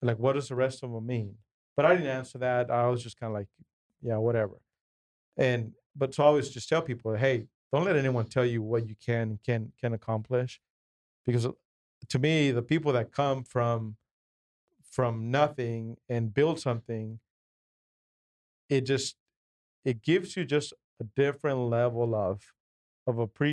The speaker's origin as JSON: {"language": "English", "country": "Mexico", "tie": "born or raised there", "second_language": "English", "moved": "yes", "lives_now": "United States", "said": "I'm a Mexican guy, born in Mexico, didn't learn to speak English till I was 11"}